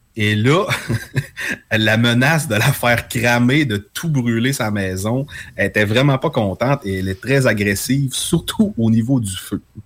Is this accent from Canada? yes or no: yes; Quebec, Canada; on est québécois, on est distinct chez nous